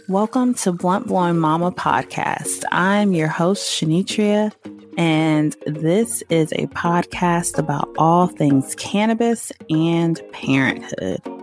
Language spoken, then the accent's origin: English; the South, United States; I'm country as hell. I'm from the South